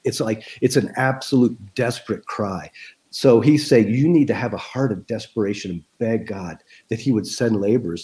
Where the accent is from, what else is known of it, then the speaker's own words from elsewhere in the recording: United States; as an American